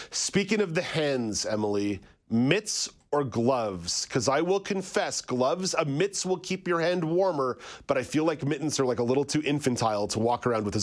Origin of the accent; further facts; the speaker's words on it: Montreal, Quebec, Canada; also born or lived in Ottawa; now in southern Ontario, Canada; I grew up in Montreal. Mm-hmm. I lived in Ottawa for over a decade.